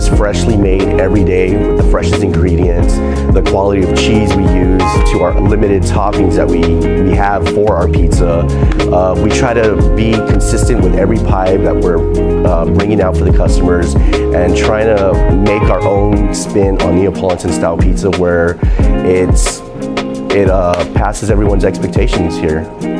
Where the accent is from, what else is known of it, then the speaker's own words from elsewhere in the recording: Alamo, Texas, United States; I'm originally from Alamo, Texas, and I'm the pizza chef here at the Landmark on Tower.